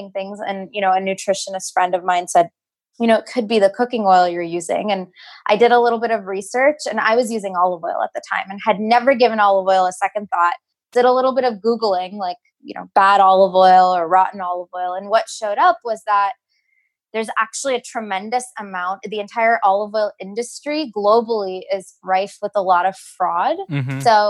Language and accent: English; Houston, Texas, United States; moved away as an adult; also born or lived in New York City; now in California, United States; I grew up in Houston, Texas, moved to New York City for undergrad